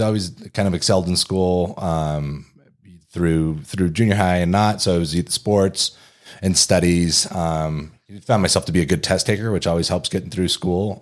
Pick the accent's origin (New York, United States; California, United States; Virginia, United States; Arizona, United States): Arizona, United States; Kingman; moved away as an adult; also born or lived in Durham, North Carolina; now in Denver, United States; In a different part of Arizona, in a more rural part, Kingman, Arizona.